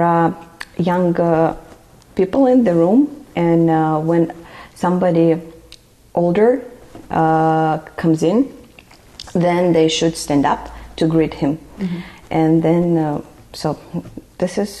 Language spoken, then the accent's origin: English; Nalchik, Kabardino-Balkaria, Russia; English is a second language; moved away as an adult; also born or lived in Texas, United States; now in United States; I'm from the republic is called Kabardino-Balkaria.